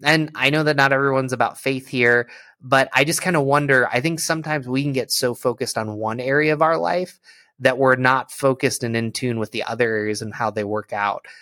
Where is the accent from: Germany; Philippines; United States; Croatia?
United States; Endicott, New York; moved away as an adult; also born or lived in Philadelphia; I grew up in Endicott, New York, which is right next to Vestal, where Steve grew up.